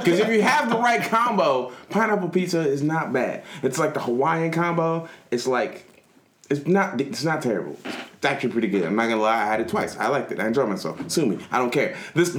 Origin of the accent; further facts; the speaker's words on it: Nigeria; I'm Nigerian.